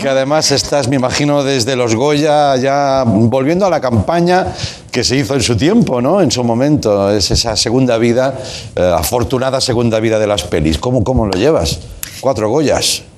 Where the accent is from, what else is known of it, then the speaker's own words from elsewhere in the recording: Tarragona, Catalonia, Spain; moved away as an adult; also born or lived in Barcelona; Yo vivía en Barcelona, fui a trabajar a Barcelona, yo soy de Tarragona